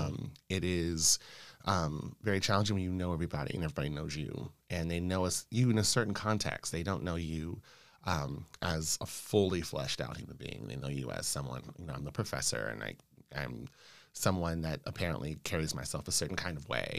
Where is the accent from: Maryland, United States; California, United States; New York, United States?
California, United States; Los Angeles; moved away as an adult; also born or lived in Washington, District of Columbia, United States / Chicago; now in Maine, United States; I grew up in Los Angeles, California.